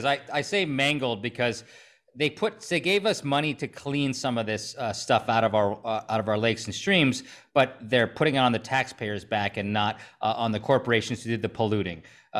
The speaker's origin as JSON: {"language": "English", "area": "the Northwoods, near Rhinelander", "region": "Wisconsin", "country": "United States", "said": "because I'm from the North Woods and close to Rhinelander"}